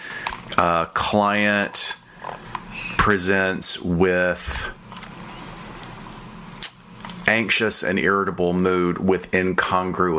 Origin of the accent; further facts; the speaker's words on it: the South, Southern United States, United States; I'm from the South